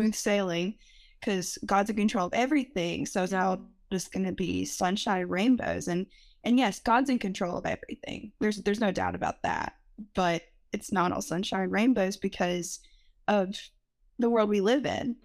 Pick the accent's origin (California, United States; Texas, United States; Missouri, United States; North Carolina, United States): North Carolina, United States; Rutherford County; I'm from Rutherford County, a very small town